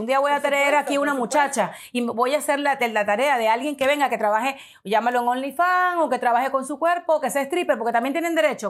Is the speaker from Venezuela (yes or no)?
yes; Venezuela; now in United States; como venezolana, que soy inmigrante en los Estados Unidos